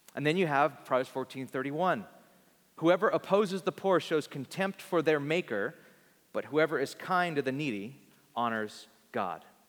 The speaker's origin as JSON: {"language": "English", "town": "Bakersfield", "region": "California", "country": "United States", "tie": "born or raised there"}